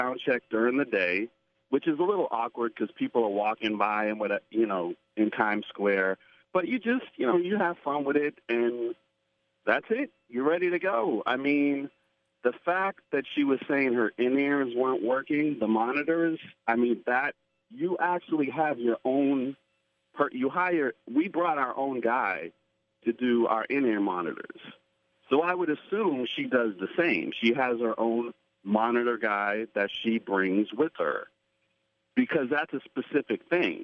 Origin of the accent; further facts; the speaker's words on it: Boston, Massachusetts, United States; that's my hometown